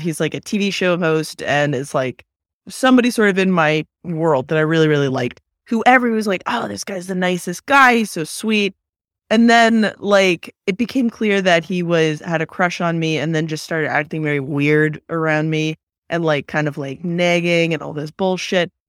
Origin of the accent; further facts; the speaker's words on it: Bay Area, California, United States; when I was growing up in the Bay Area